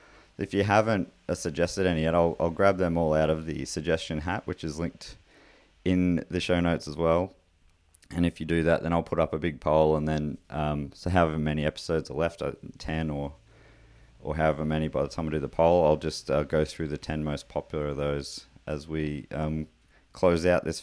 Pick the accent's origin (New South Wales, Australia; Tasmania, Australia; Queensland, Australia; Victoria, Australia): Tasmania, Australia; Launceston; I grew up in Launceston, so got to see these monkeys fairly often.